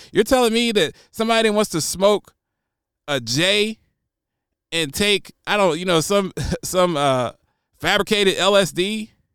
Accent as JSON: {"language": "English", "country": "United States", "also_born_or_lived": "Nashville, Tennessee", "said": "It's my right as an American"}